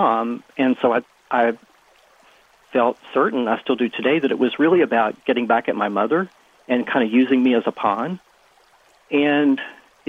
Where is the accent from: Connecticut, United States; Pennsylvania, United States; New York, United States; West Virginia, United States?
West Virginia, United States; now in Washington, D.C., United States; I grew up small town in West Virginia, blue-collar town, very conservative